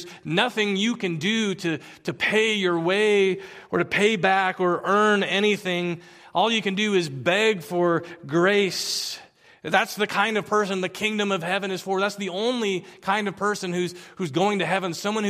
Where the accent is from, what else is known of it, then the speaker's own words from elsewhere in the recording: Philippines; now in United States; I remember growing up in the Philippines, being a sojourner and a foreigner, and I just didn't fit in, but I'd come back to the States, and I'd been gone for a few years, and I didn't quite fit in here